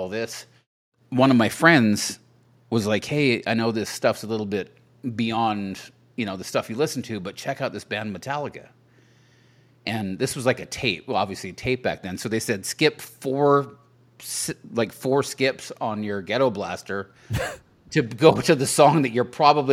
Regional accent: Saskatchewan, Canada; also born or lived in Vancouver, Canada; now in Nashville, United States; I grew up in Saskatchewan, and then I lived in Vancouver for a long time.

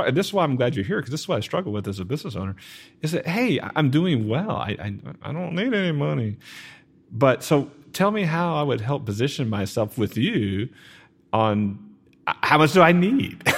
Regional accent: Garland, Texas, United States; I grew up in Garland

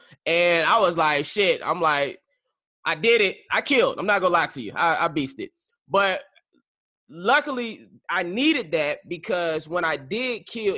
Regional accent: St. Petersburg, Florida, United States; I'm from the Tampa Bay area, St. Petersburg.

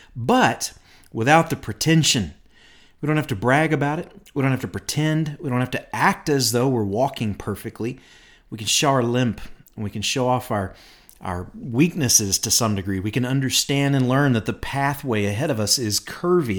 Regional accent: Bowling Green, Kentucky, United States; moved away as an adult; now in Rogers, Arkansas, United States; I grew up in Bowling Green, Kentucky

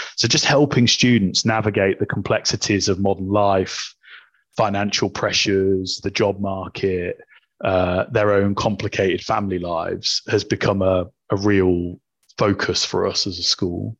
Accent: Coventry, West Midlands, United Kingdom; I was born in Coventry

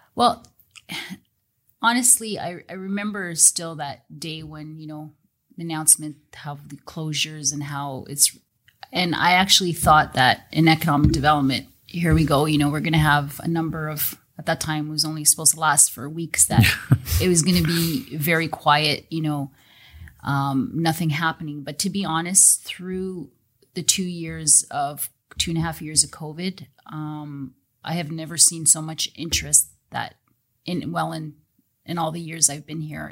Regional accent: Welland, Ontario, Canada; I was actually even born and raised in Welland, so I've been in Welland my whole life

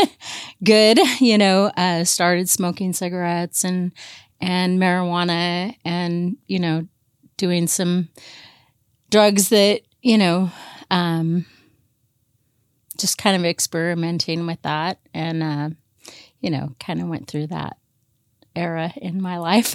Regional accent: Portland, Oregon, United States; I grew up mainly here in, in the Portland area

